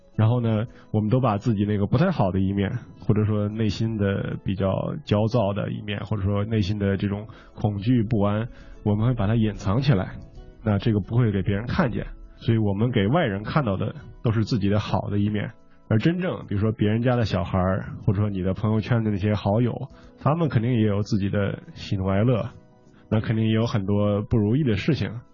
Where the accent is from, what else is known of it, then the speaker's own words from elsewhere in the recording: China; 我们是中国人